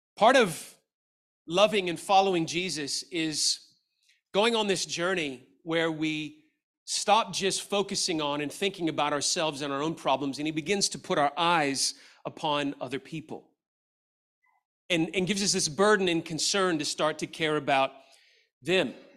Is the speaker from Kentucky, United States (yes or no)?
no; Memphis, Tennessee, United States; I grew up in Memphis, Tennessee, and I went to the University of Memphis